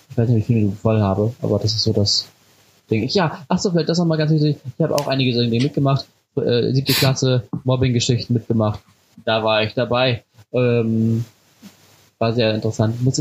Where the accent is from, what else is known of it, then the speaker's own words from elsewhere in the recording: Cuxhaven, Lower Saxony, Germany; also born or lived in Haselünne; Ich bin geboren in Haselünne, habe von der Stadt aber nie was gesehen, sondern bin aufgewachsen in Cuxhaven an der Küste. Mhm auch in einem kleinen Dorf